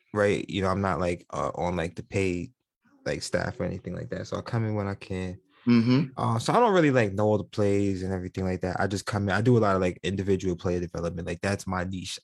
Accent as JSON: {"language": "English", "town": "New York City", "region": "New York", "country": "United States", "tie": "born or raised there", "moved": "yes", "said": "growing up in New York City"}